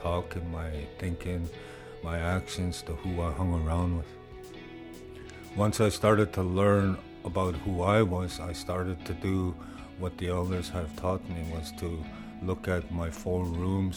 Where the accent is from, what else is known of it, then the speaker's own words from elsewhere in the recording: Maskwacis, Alberta, Canada; I'm originally from Muscatese, but I known it as Hopima, Alberta.